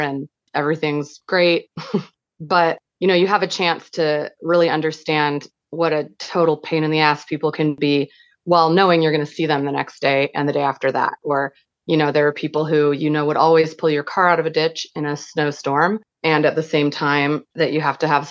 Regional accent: Portland, Oregon, United States; now in Athens County, United States; I grew up in Northeast Portland

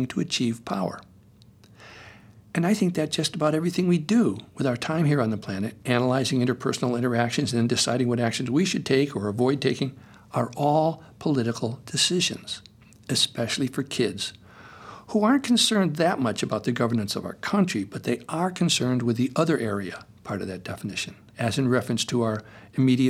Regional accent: Connecticut, United States; now in Topanga, United States; Growing up in Connecticut in the 50s

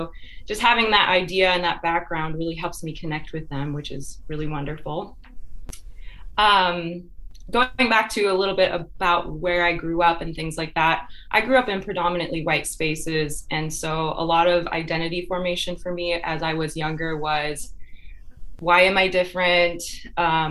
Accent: Grand Rapids, Michigan, United States; I originally grew up in Michigan. I'm from Grand Rapids, Michigan

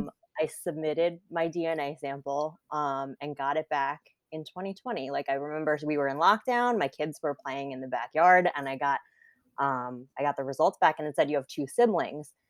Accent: New Jersey, United States; also born or lived in South Korea; So I grew up in New Jersey. I still live in New Jersey

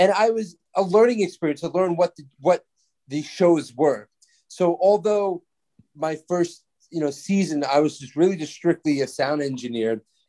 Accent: New York City, New York, United States; I'm from New York City.

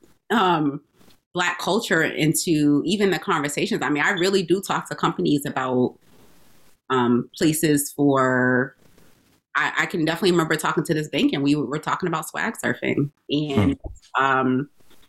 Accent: Albany, New York, United States; moved away as an adult; also born or lived in Atlanta, Georgia; now in Boston, United States; I grew up in Albany

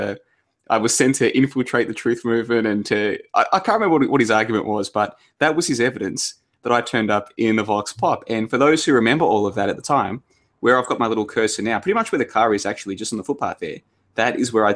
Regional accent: Melbourne, Victoria, Australia; I grew up in Melbourne.

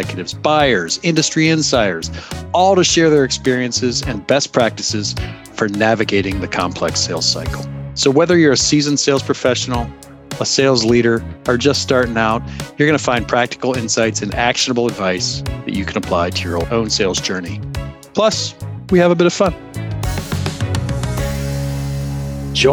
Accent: Akron / Cleveland, Ohio, United States; Matt and I are fellow Akron Clevelandites from back in the day. So 1990s, Cleveland, Ohio

